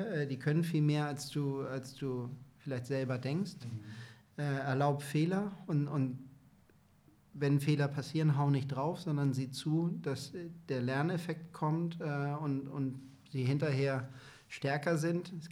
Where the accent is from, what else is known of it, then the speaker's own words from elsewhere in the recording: Hamburg, Germany; born there; Also ich bin gebürtiger Hamburger, ich habe eine große Familie in Hamburg auch, bin total verwurzelt.